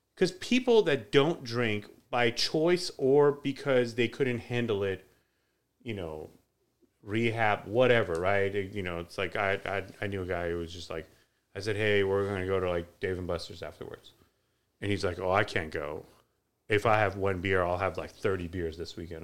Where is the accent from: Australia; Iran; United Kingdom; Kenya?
Iran; moved away; when I was growing up in Iran